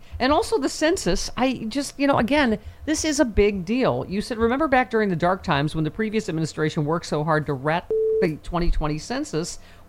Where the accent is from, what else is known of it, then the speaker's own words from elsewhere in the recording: near Lockport, upstate New York, United States; upstate New York, from what Kathy Hochul there is doing in my home state near Lockport.